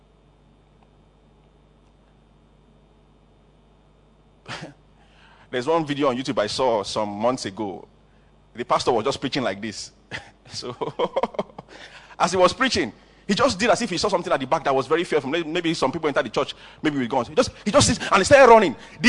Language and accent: English; Canada; now in Nigeria; If you are Igbo, don't make fun of me. I'm Igbo too, but you see, I'm actually from Canada, like my pastor. I'm just here in Nigeria because of you.